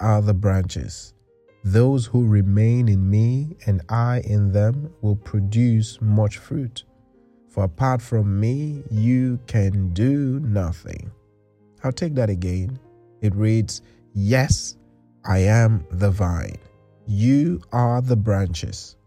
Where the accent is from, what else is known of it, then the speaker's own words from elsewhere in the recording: Nigeria; now in England, United Kingdom; I come from Nigeria, where we've got a communal culture, and since my family moved to England